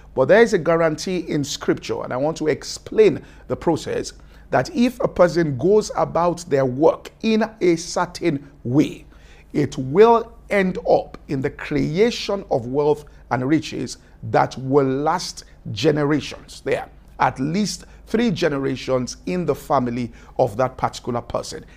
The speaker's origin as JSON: {"language": "English", "town": "Ibadan", "region": "Oyo", "country": "Nigeria", "tie": "born or raised there", "said": "I grew up in Ibadan"}